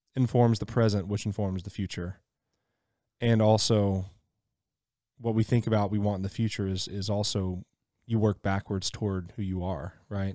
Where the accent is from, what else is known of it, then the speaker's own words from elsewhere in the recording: Mississippi, United States; I grew up in Mississippi, so wilderness was plenty